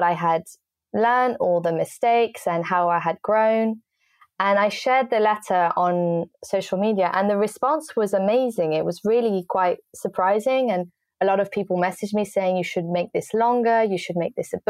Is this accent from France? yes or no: yes; France; moved away as an adult; also born or lived in England; now in London, United Kingdom; I grew up most of my life in France because my family is French